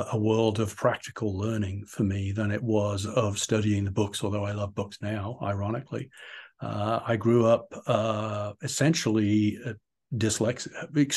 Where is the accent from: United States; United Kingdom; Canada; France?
United Kingdom; also born or lived in Portsmouth, England; I was born and raised in England. I was actually born in Portsmouth, way down in the south, and grew up kind of in the just outside on the edge of the Cotswolds